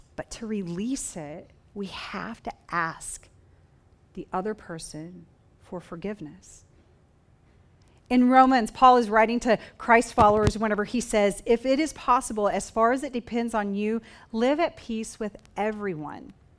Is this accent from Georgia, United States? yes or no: no; Oklahoma, United States; moved away; I grew up on a farm in Oklahoma